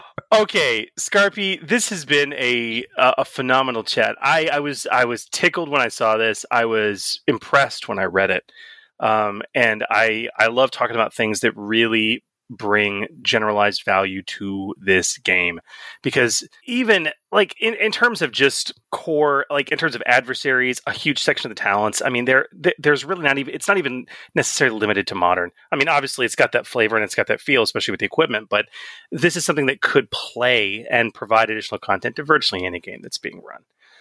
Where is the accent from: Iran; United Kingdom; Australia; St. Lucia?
Australia; accent: Australian; I'm my Australian accent, so I was like, have you read this?